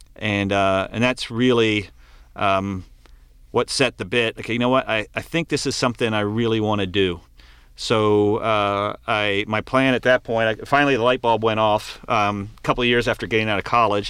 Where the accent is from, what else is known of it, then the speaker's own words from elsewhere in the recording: Maryland, United States; I grew up right by the Chesapeake Bay